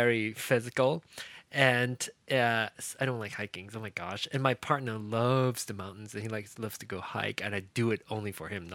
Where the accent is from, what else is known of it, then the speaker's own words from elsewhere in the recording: Malaysia; I grew up in Malaysia, so badminton is big, you know.